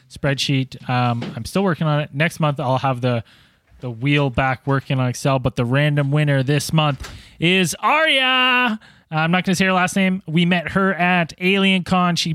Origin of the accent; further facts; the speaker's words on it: New Jersey, United States; I'm from New Jersey.